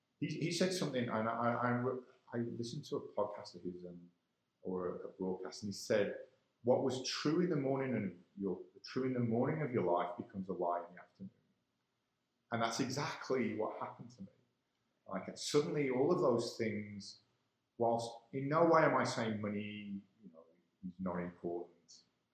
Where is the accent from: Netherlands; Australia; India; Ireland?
Ireland; I'm an Irishman.